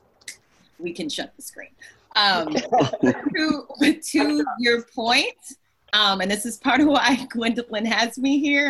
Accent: the South, United States; I'm Southerner

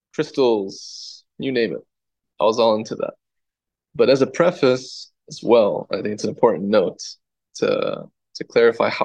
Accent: Wheeling, Illinois, United States; I grew up in the Chicago suburbs, particularly Wheeling

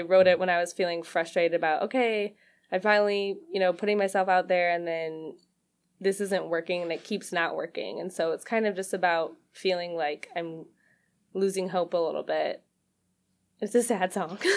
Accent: Lake Orion, Michigan, United States; moved away as an adult; also born or lived in Rochester, Michigan / Nashville, Tennessee / Portland; now in Detroit, United States; I grew up in Lake Orion, like, between Lake Orion and Rochester

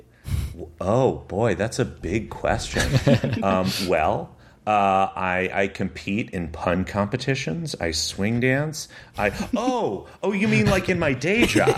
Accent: Connecticut, United States; moved away as an adult; also born or lived in Massachusetts; now in New York, United States; where I grew up in Connecticut

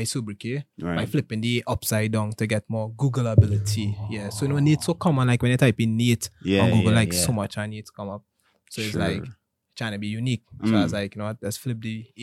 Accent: Diego Martin, Trinidad & Tobago; also born or lived in St. James; I grew up in Rich Plain, you know, Diego Martin. Grew up there almost all my life.

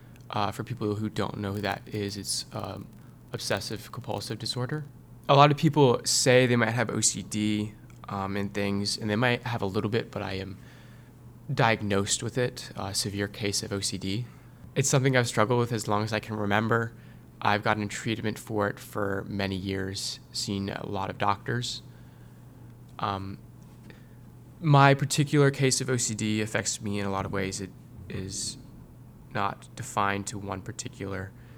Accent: Northern Virginia, United States; I'm from Northern Virginia

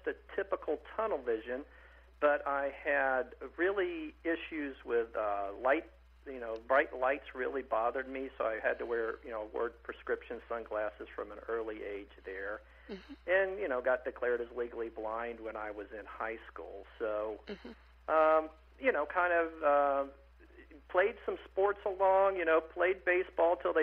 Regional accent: Athens, Tennessee, United States; also born or lived in Etowah, Tennessee; now in Orlando, United States; I was born in Athens, and not Athens, Greece, but Athens, Tennessee.

